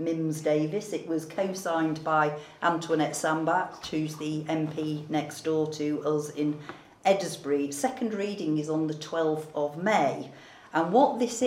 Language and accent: English; Frodsham, North West England, United Kingdom; We all come from Frodsham